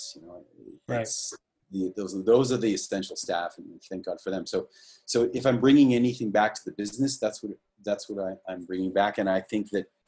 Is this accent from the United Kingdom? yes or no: no; Canada; we're all Canadian